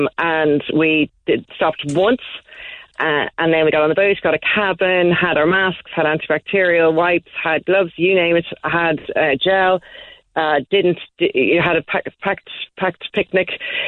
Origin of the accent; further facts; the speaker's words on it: Dalkey, Leinster, Ireland; moved away as an adult; now in United Kingdom; Now, I'm from Dublin, I'm from Dalkey, and I've been living in the UK now for about 18 years.